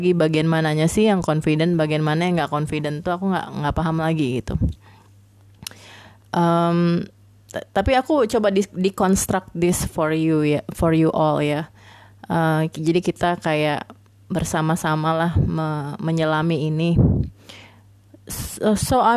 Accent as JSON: {"language": "Indonesian", "town": "Makassar", "region": "South Sulawesi", "country": "Indonesia", "tie": "born or raised there", "also_born_or_lived": "Kupang / Banjarmasin / Bengkulu", "said": "aku anak daerah banget ya jadi basically uh, SD di Makassar SMP di Kupang SMA di Banjarmasin dan Bengkulu"}